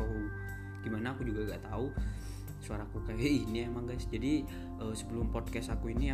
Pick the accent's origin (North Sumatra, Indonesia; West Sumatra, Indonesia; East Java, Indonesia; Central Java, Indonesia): East Java, Indonesia; Jember; dan asal aku dari Jember